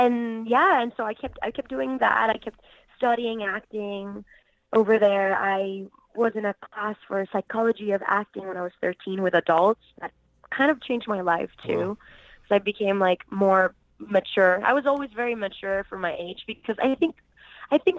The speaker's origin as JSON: {"language": "English", "country": "Puerto Rico", "tie": "born or raised there", "said": "I'm originally from Puerto Rico, born and raised"}